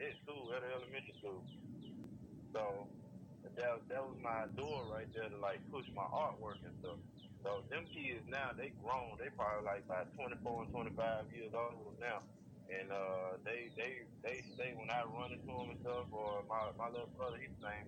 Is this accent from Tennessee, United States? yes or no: no; Clarksdale, Mississippi, United States; moved away; also born or lived in Memphis; Where I'm from, a small town, I'm from Clarksdale, Mississippi